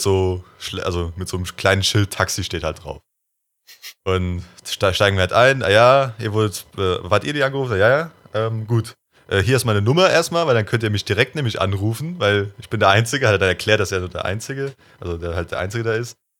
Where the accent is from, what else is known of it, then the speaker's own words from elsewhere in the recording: Germany; als Deutscher